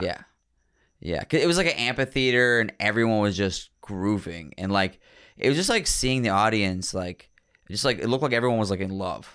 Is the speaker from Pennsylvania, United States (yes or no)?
yes; Pittsburgh, Pennsylvania, United States; also born or lived in New York; now in Philadelphia, United States; I was born in Pittsburgh